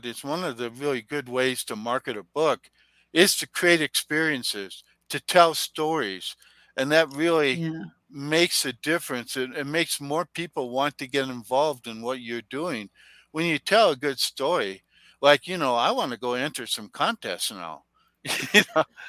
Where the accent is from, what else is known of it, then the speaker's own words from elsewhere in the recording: Taos and Santa Fe, New Mexico, United States; my home town, Taos and Santa Fe